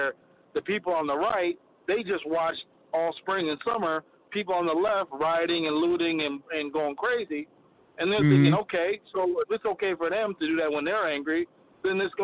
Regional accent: Minneapolis, Minnesota, United States; I'm from Minneapolis

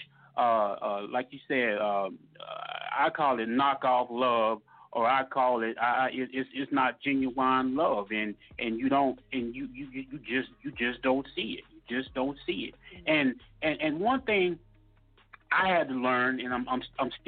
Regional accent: Mississippi, United States; moved away as an adult; I grew up down in Mississippi, down south

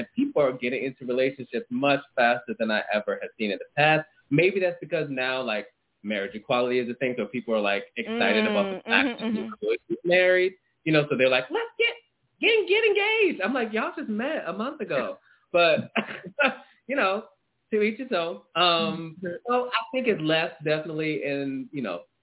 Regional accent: Baltimore, Maryland, United States; I'm from Baltimore

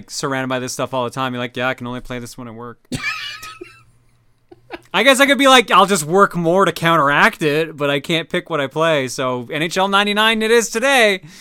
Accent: Canada; accent: Canadian; because we're Canadian.

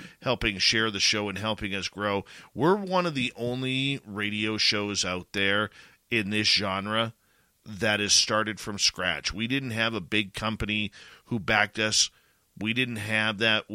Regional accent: Canada; being a Canadian myself

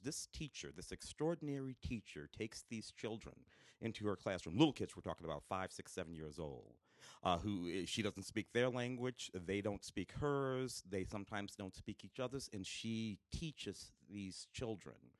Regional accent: St. Louis, Missouri, United States; moved away; growing up in St. Louis in the late '60s, early '70s

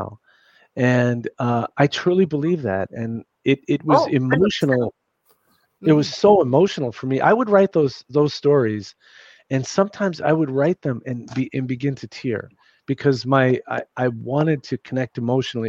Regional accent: New York City, New York, United States; I grew up in New York City. I grew up in a little bit rough section.

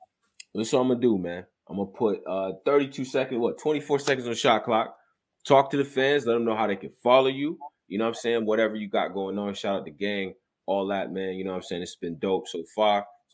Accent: Rochester, New York, United States; I'm from upstate New York, by the way. I'm from Rochester, New York.

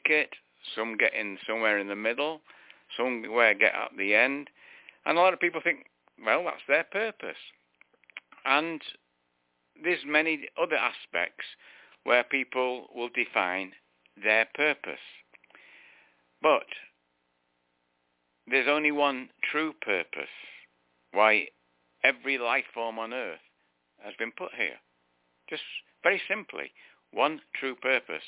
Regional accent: United Kingdom; now in United States; I was born British

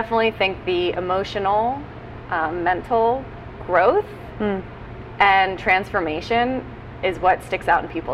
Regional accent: Bethesda, Maryland, United States; I grew up in Maryland, but DC, coming from Bethesda, the suburbs, is kind of home

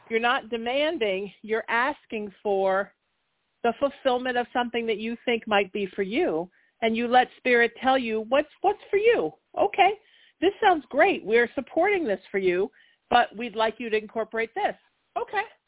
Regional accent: Huntington Beach, California, United States; in my hometown of Huntington Beach

